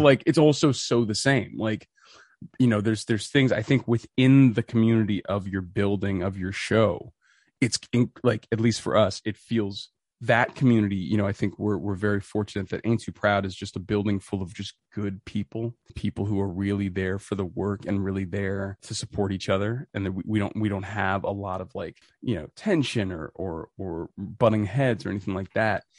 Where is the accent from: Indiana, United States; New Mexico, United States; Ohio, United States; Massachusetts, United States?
Massachusetts, United States; Boston; I'm from Boston